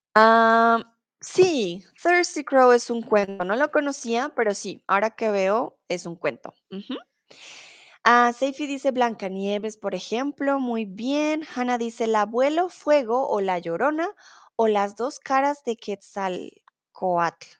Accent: Colombia; now in Germany; soy de Colombia, soy tutora de español aquí en Chatterbox, comúnmente vivo en Alemania, ahora estoy en México

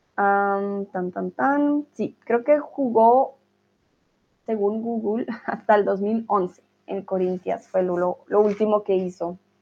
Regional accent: Colombia; moved away; los colombianos

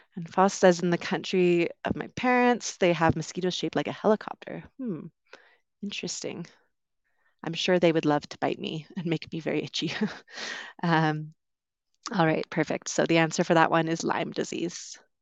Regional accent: Vancouver, British Columbia, Canada; moved away as an adult; also born or lived in London, United Kingdom; I'm originally from Canada. I grew up on the West Coast, around Vancouver.

